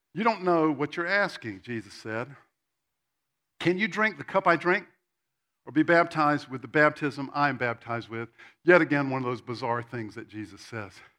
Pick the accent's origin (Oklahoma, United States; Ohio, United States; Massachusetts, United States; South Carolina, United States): South Carolina, United States; Spartanburg; I grew up in Spartanburg, South Carolina, which is about this big.